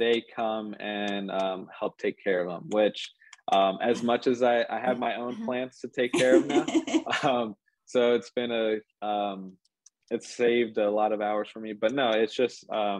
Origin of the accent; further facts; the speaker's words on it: Philadelphia, Pennsylvania, United States; moved away as an adult; now in Columbus, United States; I grew up in around the Philadelphia area, but that's where I went to school and grew up. But moved out to Columbus, Ohio